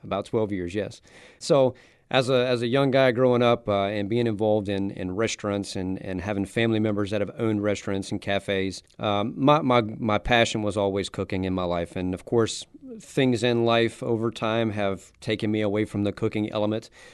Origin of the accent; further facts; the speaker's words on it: South Louisiana, United States; I'm from South Louisiana